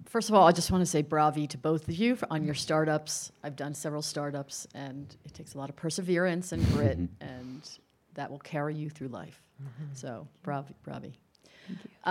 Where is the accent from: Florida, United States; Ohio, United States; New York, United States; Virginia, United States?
New York, United States; New York area, United States; I'm from the New York area